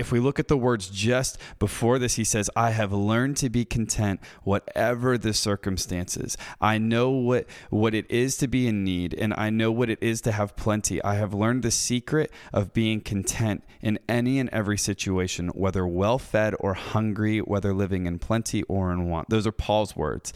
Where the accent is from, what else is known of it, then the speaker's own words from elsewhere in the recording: United States; growing up in the West, in America, people like myself